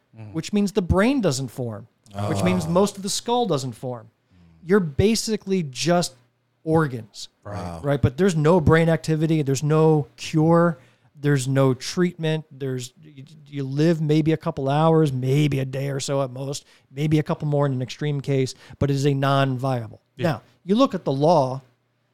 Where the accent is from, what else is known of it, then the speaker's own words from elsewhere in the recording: New Jersey, United States; now in South Carolina, United States; I grew up in New Jersey